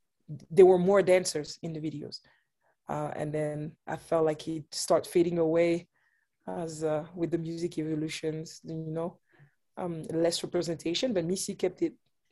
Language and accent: English; Geneva, Switzerland; moved away as an adult; now in United States; I was born and raised there in Geneva, Switzerland